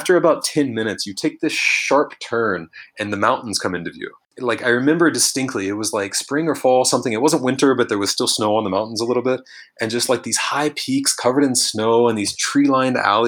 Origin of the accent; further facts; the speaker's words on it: Louisiana, United States; moved away as an adult; now in Bishkek, Kyrgyzstan; I'm from Louisiana, right? I didn't grow up skiing. I didn't grow up with winter at all, period